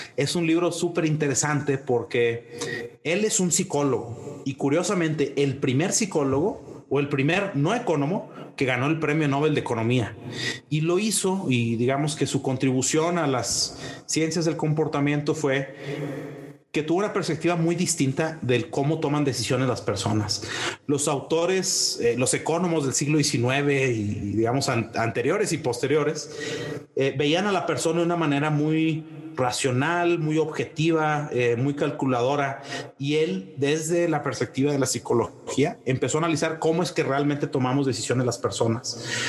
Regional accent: Monterrey, Nuevo León, Mexico; moved away as an adult; also born or lived in Fort Collins, Colorado, United States; now in Mexico City, Mexico; soy, soy de Monterrey, de una familia que originalmente viene de Monclova, Coahuila

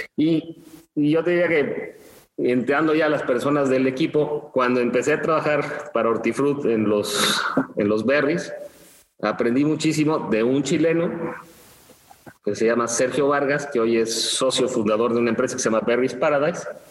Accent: Mexico City, Mexico; moved away; also born or lived in Chiapas; soy de la Ciudad de México, pero nunca me gustó la, la gran ciudad

